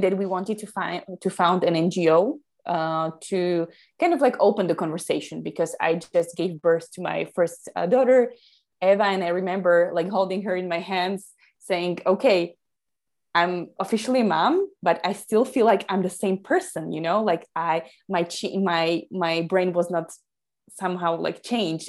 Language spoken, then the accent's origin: English; Slovakia; I come from Slovakia, Central Europe.